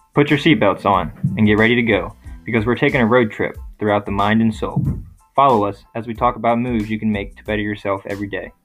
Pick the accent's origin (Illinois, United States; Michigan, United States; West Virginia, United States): West Virginia, United States; Romney; I grew up here in Romney. It's yep. a small town in West Virginia.